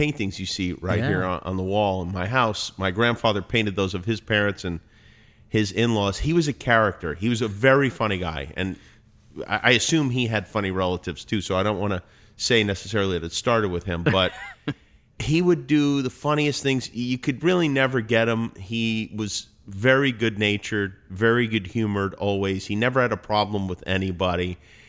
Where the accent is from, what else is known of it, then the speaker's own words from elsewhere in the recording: Las Vegas, Nevada, United States; also born or lived in Brooklyn; I was born in Brooklyn. I was raised in Las Vegas.